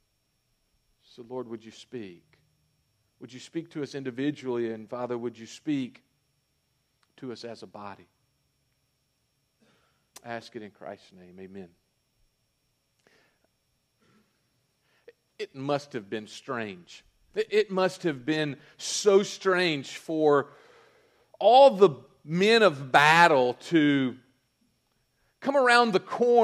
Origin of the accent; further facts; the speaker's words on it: North Mississippi, United States; I'm from North Mississippi.